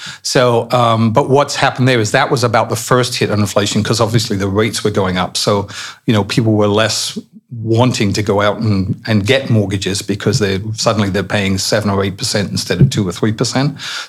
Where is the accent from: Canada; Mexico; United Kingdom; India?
United Kingdom; Barnet, London; born there; I was born in Barnett.